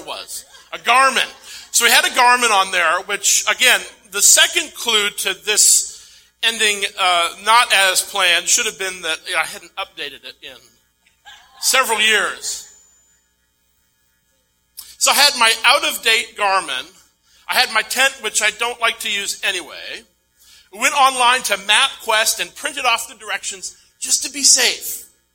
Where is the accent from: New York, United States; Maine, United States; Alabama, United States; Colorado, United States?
Maine, United States; moved away; my hometown